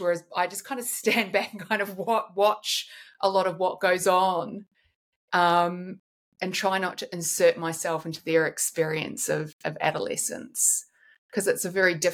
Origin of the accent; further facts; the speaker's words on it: New Zealand; now in Sydney, Australia; I grew up in New Zealand